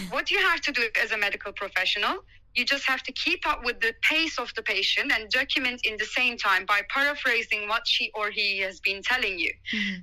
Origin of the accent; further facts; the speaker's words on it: Turkey; English is a second language; moved away as an adult; now in United Kingdom; I'm from Turkey.